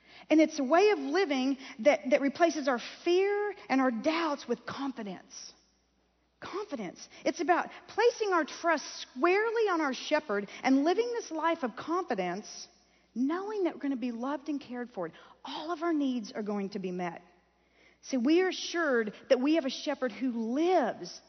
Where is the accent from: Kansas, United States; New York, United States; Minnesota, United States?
Kansas, United States; growing up in Kansas on a little farm